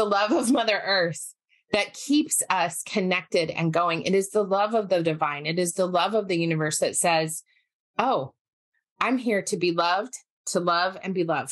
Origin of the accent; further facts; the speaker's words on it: Park City, Utah, United States; moved away; also born or lived in Salt Lake City, Utah; I was born and raised in Utah. I grew up in Park City, mostly in Park City, but some in Salt Lake until I was about 11